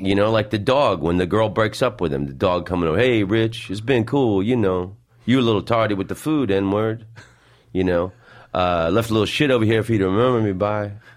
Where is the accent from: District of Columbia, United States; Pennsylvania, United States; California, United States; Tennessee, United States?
District of Columbia, United States; Washington; moved away; also born or lived in Florida; I was born in Washington, D C.